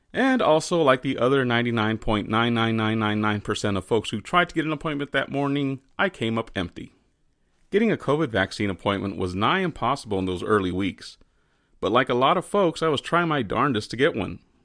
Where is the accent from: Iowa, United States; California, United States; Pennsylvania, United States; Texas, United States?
Texas, United States; as a Texan